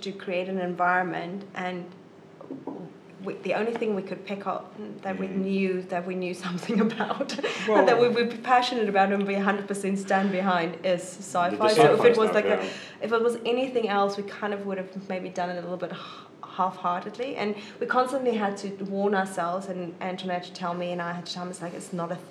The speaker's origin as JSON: {"language": "English", "country": "South Africa", "moved": "as an adult", "lives_now": "Wellington, New Zealand", "said": "South Africa."}